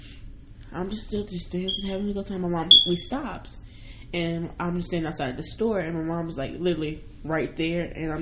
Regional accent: New York City, New York, United States; I'm from New York

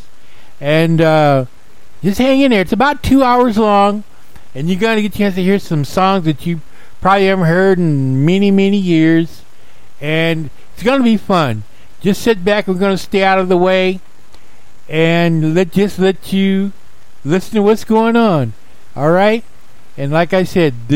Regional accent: Palmdale, California, United States; the radio station I grew up on in Palmdale, California

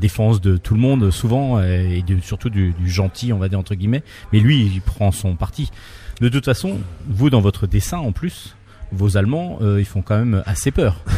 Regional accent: France; un lecteur français comme moi

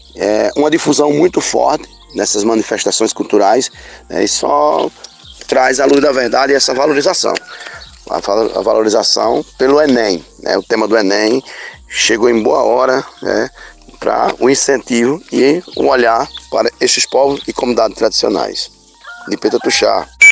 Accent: Rodelas, Bahia, Brazil; liderança do povo Tuxá São Francisco, mais de São Francisco, município de Rodela, no estado da Bahia

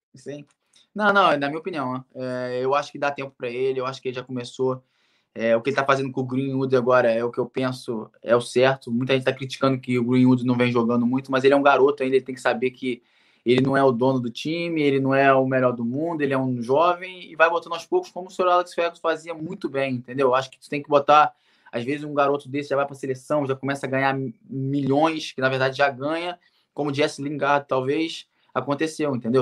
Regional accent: Rio de Janeiro, Brazil; moved away as an adult; also born or lived in Manchester, England / Cardiff, Wales; eu sou do Rio de Janeiro

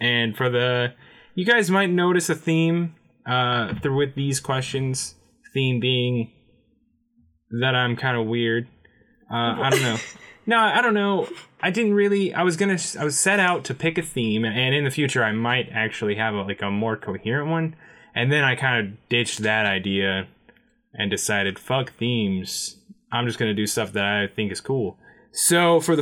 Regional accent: the South, United States; we're from the South

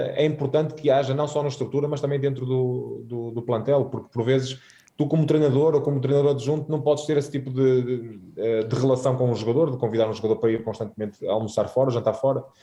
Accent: Guimarães, Braga, Portugal; moved away as an adult; fui criado em Guimarães a ver o Vitória com, com o meu pai uh, todos os fins de semana

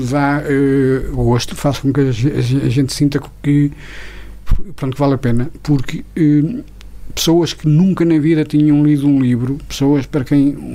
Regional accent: Queimada, Portugal; houve um belo dia em que eu fui à minha aldeia à queimada e no dia 1 de novembro para ir ao cemitério. E quando dei por mim, havia montes de pessoas da minha aldeia

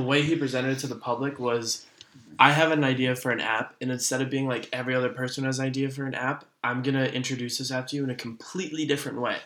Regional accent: United States; now in Netherlands; I'm an American kid who lives in the Netherlands

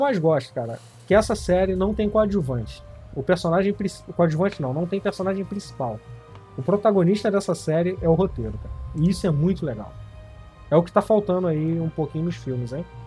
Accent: Rio de Janeiro, Brazil; eu sou do Rio

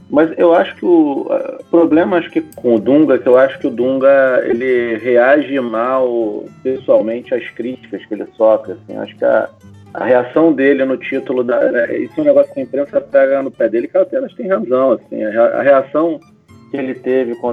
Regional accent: Rio de Janeiro, Brazil; Olha que eu sou carioca.

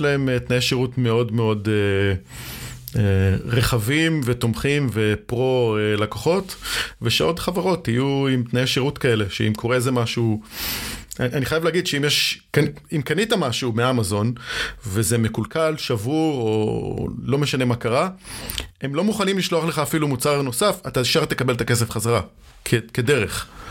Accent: Israel; אצלנו בישראל

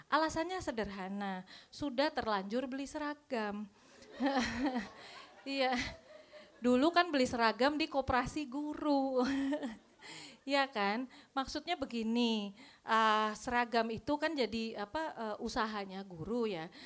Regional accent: Pekalongan, Central Java, Indonesia; Uh, saya asal Pekalongan, kuliah saya di Solo

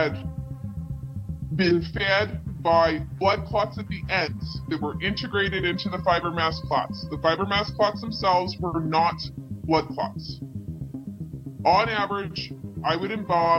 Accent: Canada; As a Canadian embalmer

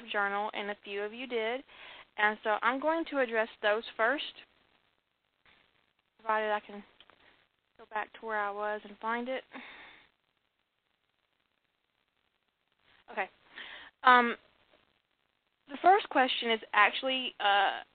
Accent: the South, United States; I was raised in the South.

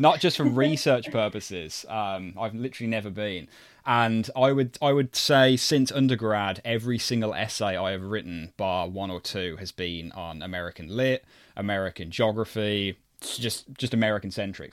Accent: United Kingdom; me personally being British

